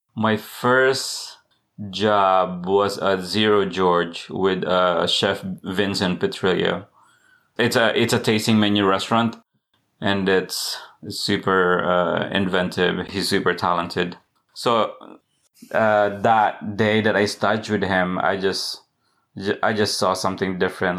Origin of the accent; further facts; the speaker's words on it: Philippines; also born or lived in Massachusetts, United States; now in Charleston, United States; I grew up in the Philippines.